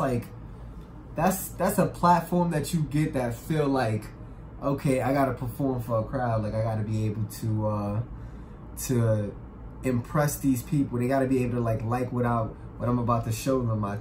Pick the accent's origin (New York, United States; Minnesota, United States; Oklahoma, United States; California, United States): New York, United States; New York City; I'm from the Polo Grounds, from Uptown, the projects